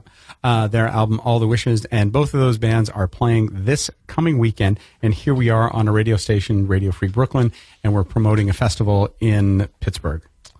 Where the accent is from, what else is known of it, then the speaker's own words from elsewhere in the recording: Canada; I'm Canadian